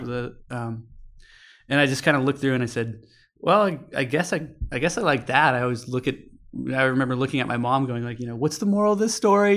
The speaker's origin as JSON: {"language": "English", "town": "Ventura", "region": "California", "country": "United States", "tie": "born or raised there", "moved": "as an adult", "lives_now": "San Francisco, United States", "said": "I grew up in Ventura, California"}